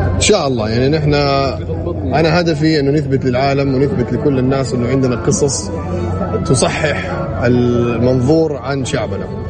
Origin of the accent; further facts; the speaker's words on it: Saudi Arabia; also born or lived in United States; نحن كسعوديين